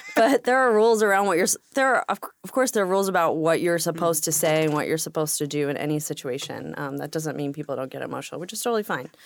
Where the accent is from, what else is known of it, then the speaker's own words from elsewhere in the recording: New York City, New York, United States; moved away as an adult; now in Washington, United States; I grew up in Brooklyn. We immigrated, uh, to New York in nineteen eighty-eight. I grew up there